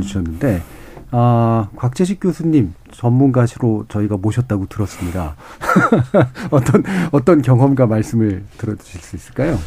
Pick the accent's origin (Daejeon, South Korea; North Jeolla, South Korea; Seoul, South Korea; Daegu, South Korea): Seoul, South Korea; 전 어렸을 때부터 서울에 살았습니다만